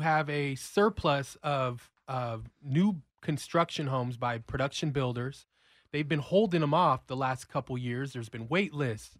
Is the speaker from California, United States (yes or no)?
yes; Los Angeles, California, United States; moved away as an adult; I'm a relocator from California, so I'm a Rams fan, born and raised